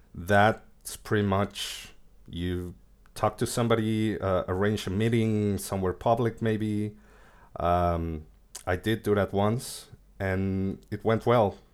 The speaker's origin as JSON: {"language": "English", "country": "Mexico", "tie": "born or raised there", "also_born_or_lived": "Argentina", "moved": "as an adult", "lives_now": "Buenos Aires, Argentina", "said": "I was born in Argentina, but I moved to Mexico when I was, like, six years old, so I lived there most of my life"}